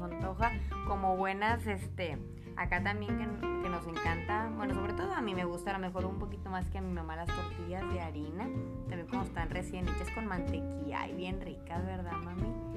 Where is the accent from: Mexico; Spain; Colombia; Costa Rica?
Mexico; Como buenas mexicanas, amamos la tortilla